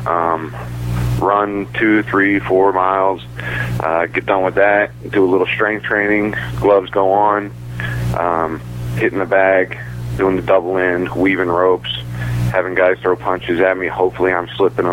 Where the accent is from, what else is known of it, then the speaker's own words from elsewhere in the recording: Beckley, West Virginia, United States; my hometown